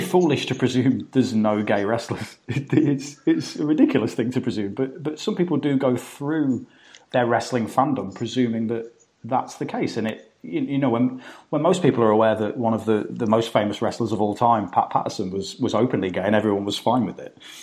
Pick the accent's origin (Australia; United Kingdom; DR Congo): United Kingdom; as a British person, as an outsider looking into America